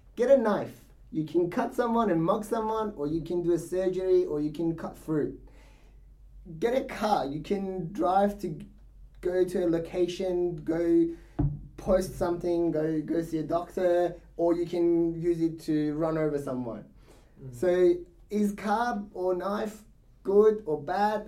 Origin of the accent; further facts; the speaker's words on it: Iran; moved away; I was born in Iran. Yeah. So being born in Iran, you're in the middle of the religion